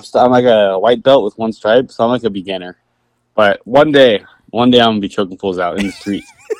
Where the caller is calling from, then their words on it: Simi Valley, California, United States; Yeah, I'm at Rapid Skate Shop in Simi Valley, the best skate shop.